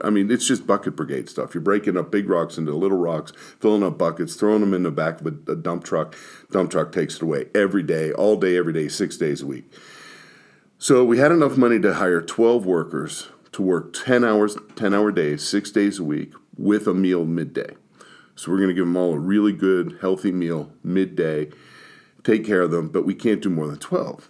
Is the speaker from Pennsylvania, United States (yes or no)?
yes; Pittsburgh, Pennsylvania, United States; I was born in Pittsburgh